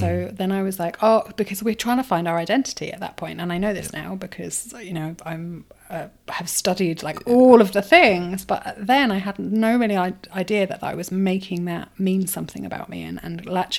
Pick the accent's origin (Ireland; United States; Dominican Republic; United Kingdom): United Kingdom; Brighton, South East England; but growing up in Brighton was fascinating. It was a real mix of very interesting people, a lot of creatives, and a lot of seekers